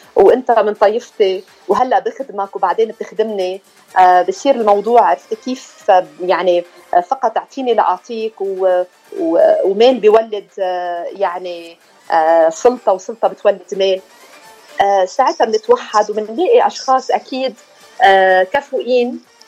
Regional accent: Tannourine, North Governorate, Lebanon; بلدتنا تنورين

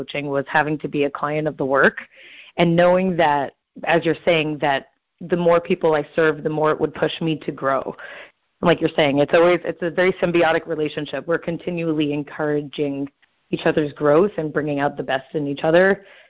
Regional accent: Southern California, United States; now in Brooklyn, United States; I am originally from Southern California, and I now live in Brooklyn

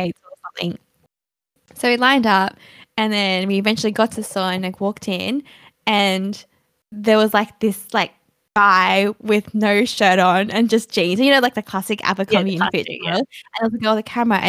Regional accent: Australia; we're from Australia

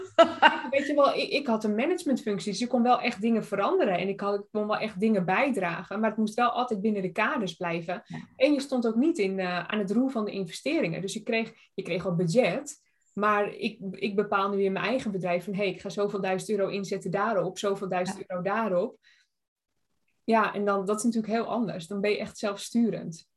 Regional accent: Tuitjenhorn, North Holland, Netherlands; moved away; ik kom oorspronkelijk uit Tuitje Horen

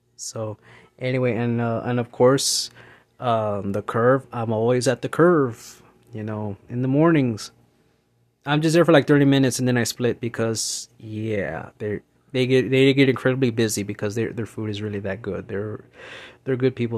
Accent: San Antonio, Texas, United States; growing up in San Antonio

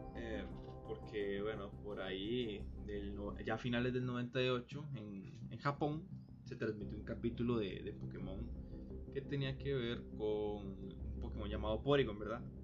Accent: Costa Rica; yo soy de Costa Rica

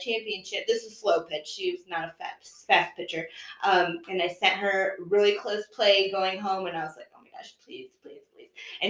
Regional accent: Fort Wayne, Indiana, United States; I will be 39 this year on Christmas. I'm from Fort Wayne, born and raised. I have an older brother and a younger sister.

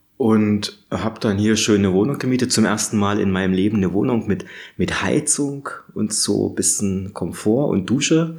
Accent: Radeberg, Saxony, Germany; now in Berlin, Germany; ich komme aus Radeberg in der Nähe von Dresden

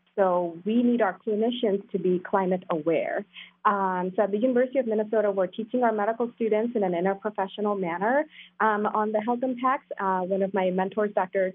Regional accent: South India, India; moved away; I grew up in India, South India

